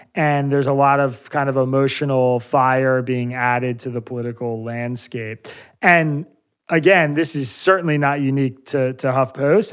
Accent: Bucks County, Pennsylvania, United States; also born or lived in East Jerusalem, Israel; I grew up in Bucks County, Pennsylvania

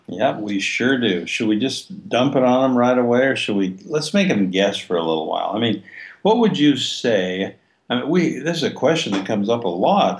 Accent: Logan, United States; I grew up in Logan, sleepy little town

